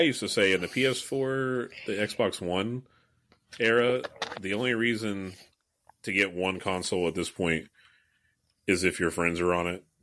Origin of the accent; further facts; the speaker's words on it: United States; as an American